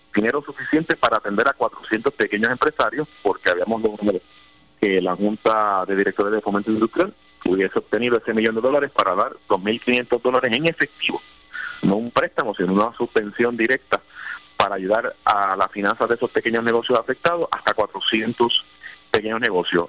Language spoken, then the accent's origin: Spanish; Ponce, Puerto Rico; yo soy de Ponce, mi familia, la gran mayoría de mi familia, mis amistades viven en el norte de Ponce